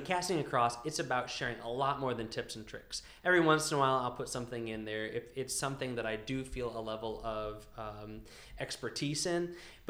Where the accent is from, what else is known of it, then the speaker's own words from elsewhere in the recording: Northern Virginia, United States; also born or lived in Massachusetts; now in Virginia, United States; we're going to be moving from Virginia to Massachusetts. I grew up in the Virginia area, Northern Virginia